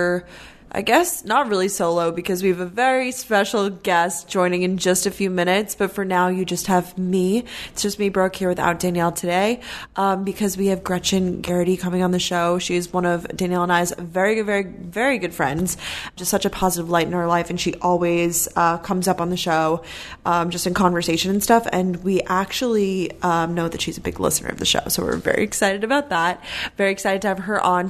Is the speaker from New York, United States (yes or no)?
yes; Long Island, New York, United States; also born or lived in Georgia; I'm from Long Island, New York